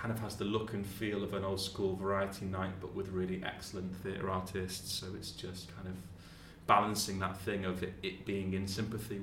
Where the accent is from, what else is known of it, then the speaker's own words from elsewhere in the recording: Manchester, North West England, United Kingdom; moved away as an adult; also born or lived in London; now in Leeds, United Kingdom; I grew up in Manchester